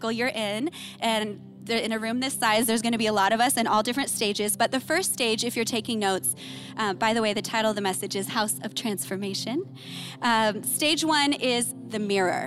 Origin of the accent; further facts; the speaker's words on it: Imperial Beach, California, United States; I grew up in Imperial Beach